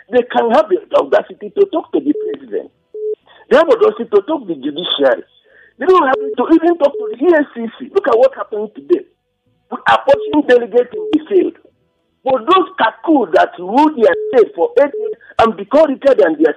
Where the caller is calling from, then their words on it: Genta, Plateau, Nigeria; I'm calling from Genta.